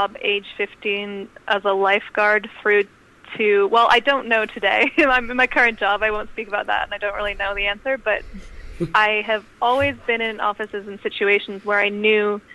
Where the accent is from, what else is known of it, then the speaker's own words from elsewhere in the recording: California, United States; moved away as an adult; also born or lived in London / United Kingdom; I was born in London, but I grew up in California